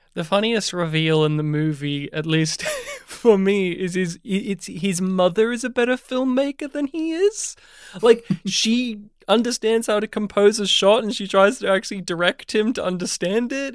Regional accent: New South Wales, Australia; moved away as an adult; now in Melbourne, Australia; even though I've not lived in my hometown for well over a decade now, I'm still used to the summer heat of, uh, my home state of New South Wales

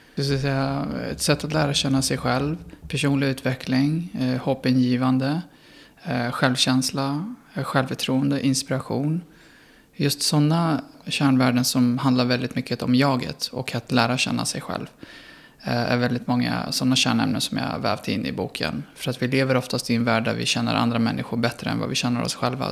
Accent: Sweden; jag var svensk

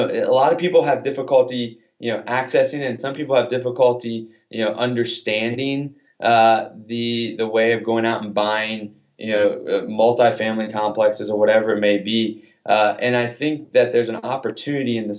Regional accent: Atlanta, Georgia, United States; I grew up in Atlanta.

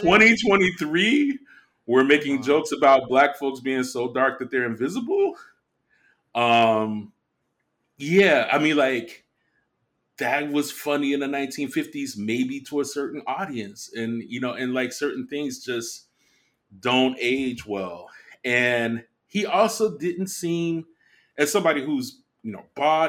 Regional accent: Midwest, United States; I grew up in the Midwest.

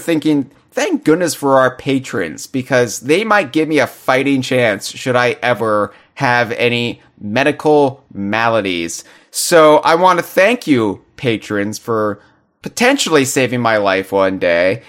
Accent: United States; I'm an American

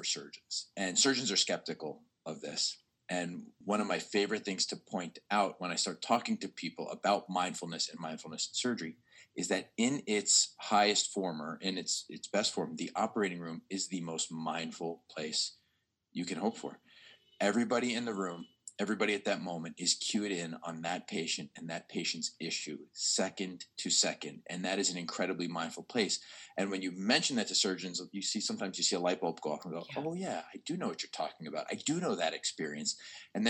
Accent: New York, United States; moved away as an adult; also born or lived in Baltimore, United States; now in Philadelphia, United States; I'm a New Yorker originally. I'm from New York, but I spent the last 15 years of my life in Baltimore

